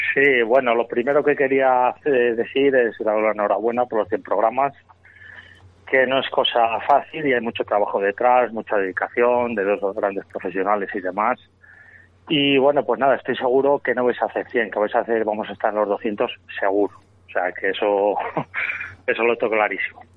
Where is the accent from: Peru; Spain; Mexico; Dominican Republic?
Spain; Nava del Rey, Castile and León; es de mi pueblo